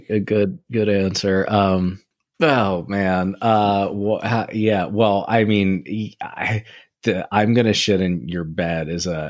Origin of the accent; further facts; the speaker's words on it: United Kingdom; I'm British. I couldn't possibly, you know.